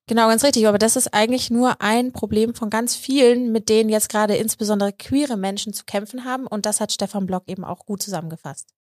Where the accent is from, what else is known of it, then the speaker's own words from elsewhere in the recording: Munich, Bavaria, Germany; frage ich mich als Münchnerin